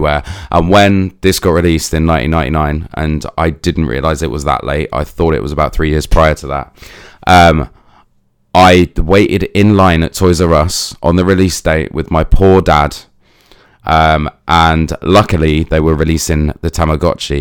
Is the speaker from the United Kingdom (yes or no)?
yes; United Kingdom; I'm British